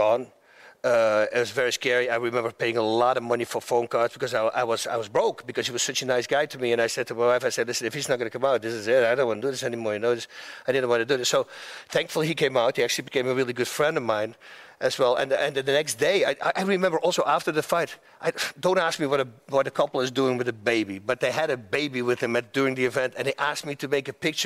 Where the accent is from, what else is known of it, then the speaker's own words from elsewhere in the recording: Netherlands; moved away as an adult; now in United States; I was a fighter from Holland.